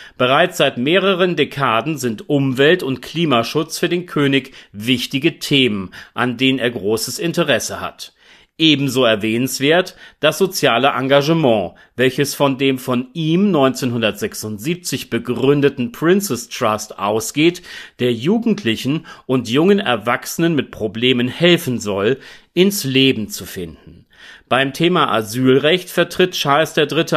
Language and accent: German; Celle, Lower Saxony, Germany; meine Geburtsstadt Celle